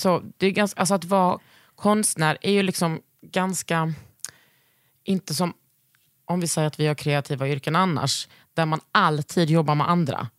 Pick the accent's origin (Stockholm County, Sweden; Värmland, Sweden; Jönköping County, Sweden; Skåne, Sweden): Skåne, Sweden; Lund; moved away; utanför Gunnesbo, där jag växte upp